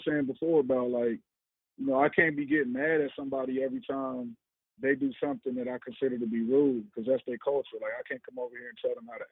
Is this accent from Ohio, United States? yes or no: yes; Cincinnati, Ohio, United States; moved away as an adult; now in South Korea; I'm from Cincinnati